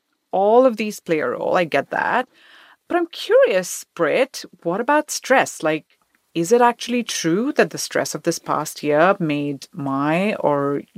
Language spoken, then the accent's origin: English; India; moved away; Because, you know, I'm from India.